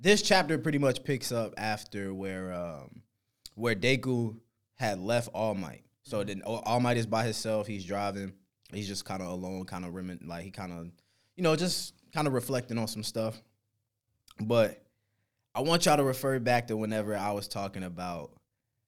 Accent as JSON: {"language": "English", "region": "North Carolina", "country": "United States", "said": "I'm from North Carolina."}